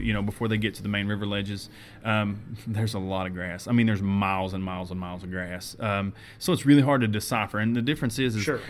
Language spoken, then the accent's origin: English; Lake Fork, Texas, United States; I grew up on Lake Fork